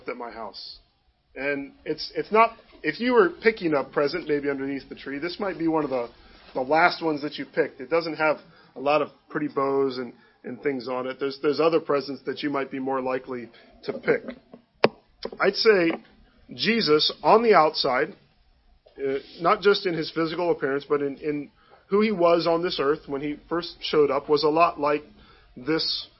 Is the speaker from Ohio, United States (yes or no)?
yes; Cleveland, Ohio, United States; I was born and raised near Cleveland